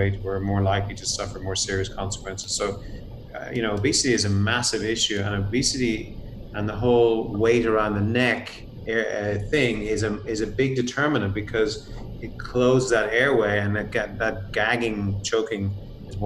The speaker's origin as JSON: {"language": "English", "country": "Ireland", "moved": "as an adult", "lives_now": "United States", "said": "I'm actually from Ireland myself"}